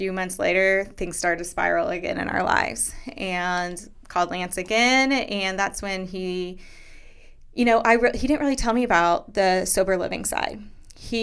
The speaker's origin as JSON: {"language": "English", "town": "Derby", "region": "Kansas", "country": "United States", "tie": "born or raised there", "moved": "yes", "said": "grew up in a small town called Derby, right south of Wichita"}